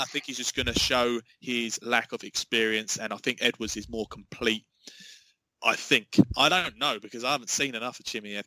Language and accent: English; England, United Kingdom; I, am as an Englishman